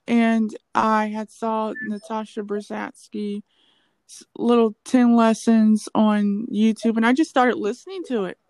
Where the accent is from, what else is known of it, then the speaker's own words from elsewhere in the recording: United States; we're African American